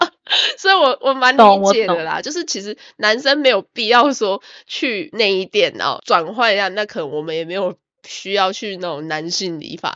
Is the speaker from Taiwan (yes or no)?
yes; Taiwan; now in Australia; 身为一个台湾人